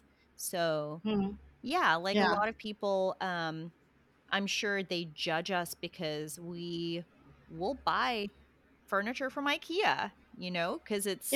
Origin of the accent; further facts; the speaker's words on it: Australia; also born or lived in Philippines; now in United States; I grew up in Australia, but we would go home to the Philippines